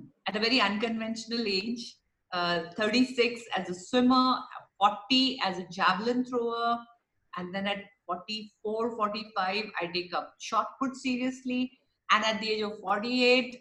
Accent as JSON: {"language": "English", "country": "India", "said": "as an Indian, I'm a very proud Indian of my heritage, of my country."}